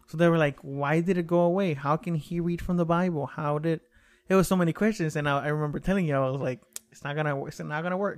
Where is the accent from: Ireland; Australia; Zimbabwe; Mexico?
Mexico; moved away; I was raised in Mexico